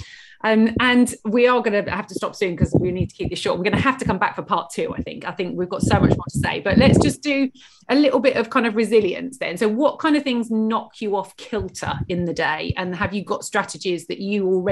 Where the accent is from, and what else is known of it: United Kingdom